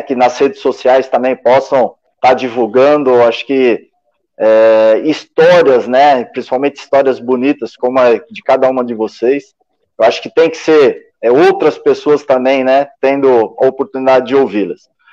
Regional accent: São Bernardo do Campo, São Paulo, Brazil; eu sou de São Bernardo, é vizinho.

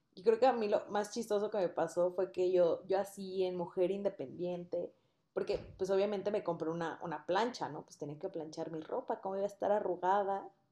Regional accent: Mexico City, Mexico; moved away as an adult; also born or lived in Puebla; yo soy de Ciudad de México, mi compañera aquí presente igual, y las dos nos fuimos a vivir a Puebla para estudiar la universidad allá

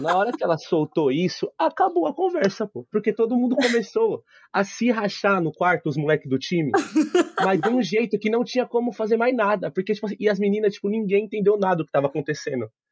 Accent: Osasco, São Paulo, Brazil; Eu sou de Osasco

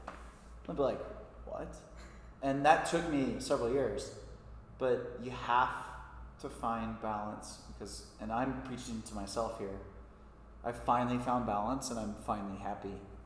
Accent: Kentucky, United States; Or I grew up in Kentucky, and I live here, and I say Kentucky to people, and they're always like, you're the first person I've ever met from Kentucky.

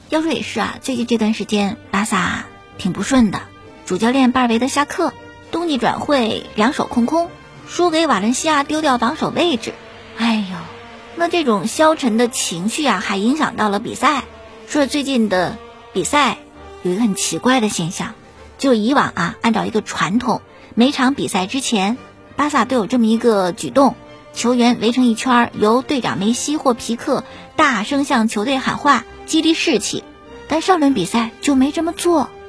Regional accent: China; 我觉得作为中国人这是应该的，每一个中国人都应该为这次的抗击新型冠状病毒感染的肺炎的疫情贡献自己的力量

